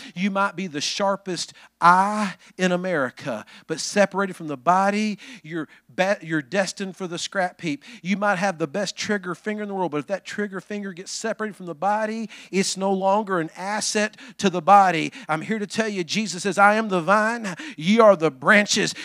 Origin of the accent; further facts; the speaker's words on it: Alabama, United States; I'm from Alabama